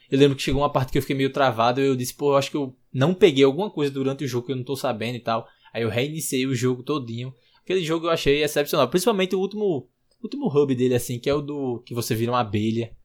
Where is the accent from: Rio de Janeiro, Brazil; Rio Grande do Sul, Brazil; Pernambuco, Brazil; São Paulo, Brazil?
Pernambuco, Brazil; Recife; eu sou de Recife